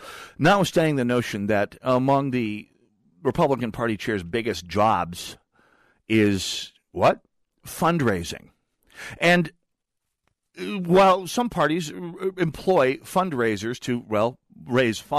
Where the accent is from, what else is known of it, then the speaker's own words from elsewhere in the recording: North Dakota, United States; moved away; I grew up in North Dakota